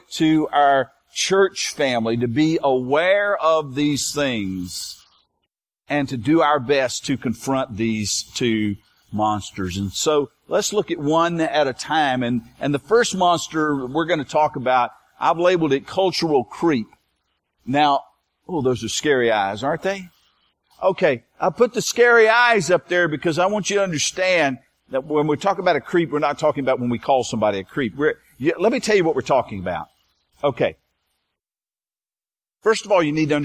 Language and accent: English; United States; we as American